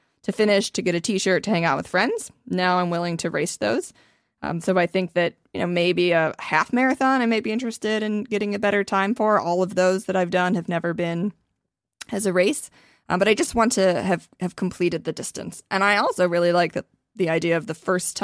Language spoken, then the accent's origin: English; Ohio, United States; I'm also from Ohio